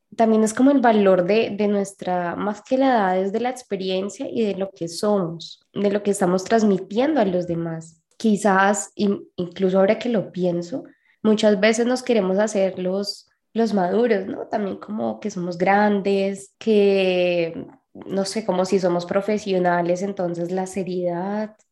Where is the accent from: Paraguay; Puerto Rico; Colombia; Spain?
Colombia; de Colombia